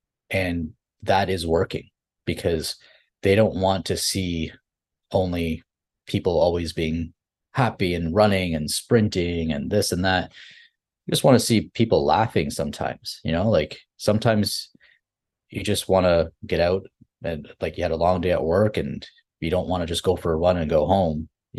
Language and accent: English; Fiji; moved away; because we here in the community, I'm an immigrant from Fiji, we're known as laborers when you move to, because that's all you have access